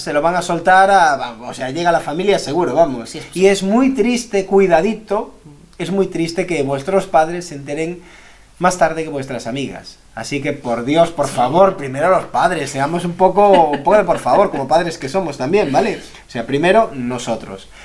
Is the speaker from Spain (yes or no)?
yes; Galicia, Spain; somos gallegos los dos, estamos en Galicia grabando esto